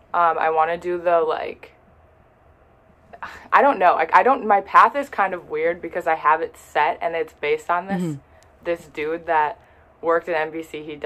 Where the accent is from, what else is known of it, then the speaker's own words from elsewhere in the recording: Minneapolis area, Minnesota, United States; also born or lived in Fargo; I'm from Minnesota, like Minneapolis area, 20 minutes away from Minneapolis, so not Minneapolis. I go to school in Fargo.